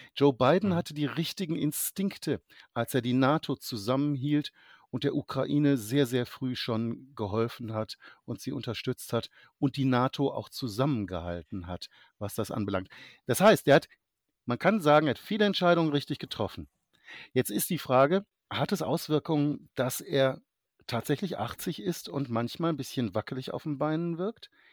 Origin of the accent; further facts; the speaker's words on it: Germany; als Deutscher äh, zugegebenermaßen USA-Historiker, aber eben als Deutscher